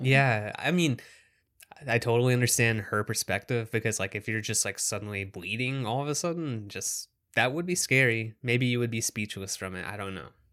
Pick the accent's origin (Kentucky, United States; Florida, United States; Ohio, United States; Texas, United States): Kentucky, United States; being in small town Kentucky where I grew up